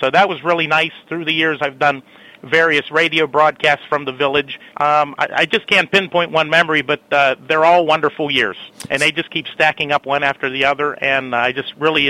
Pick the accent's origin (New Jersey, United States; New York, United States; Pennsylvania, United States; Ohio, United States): Pennsylvania, United States; McKeesport; now in White Oak, United States; I was born and raised in McKeesport and graduated in 1992 from McKeesport High School. So McKeesport's very near and dear to my heart, even though I live over in White Oak now.